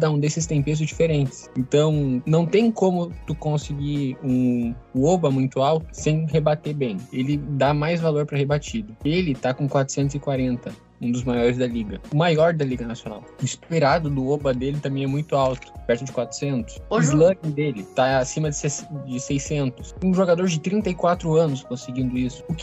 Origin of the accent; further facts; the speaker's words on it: Gaúcho, Rio Grande do Sul, Brazil; Porque eu sou gaúcho.